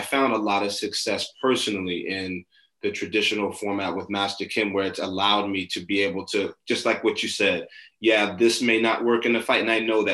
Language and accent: English; New York City, New York, United States; I grew up in Brooklyn in New York.